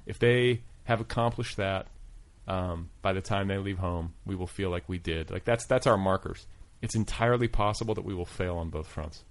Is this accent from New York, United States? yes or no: no; Milwaukee, Wisconsin, United States; now in Los Angeles, United States; I grew up in Milwaukee